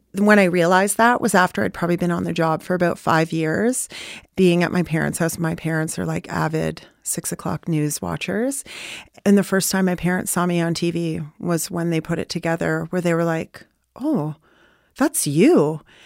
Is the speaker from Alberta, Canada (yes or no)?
no; Newmarket, Ontario, Canada; also born or lived in Bradford; I grew up in Newmarket primarily. That's where I went to school. My earliest childhood memories of school was in Bradford.